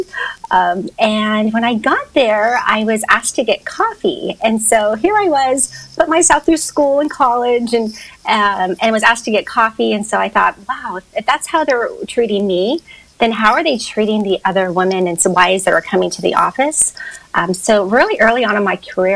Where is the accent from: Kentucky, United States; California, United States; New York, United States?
California, United States; Hacienda Heights; I grew up in Hacienda Heights, which is outside of Los Angeles. I've only lived in California my whole life.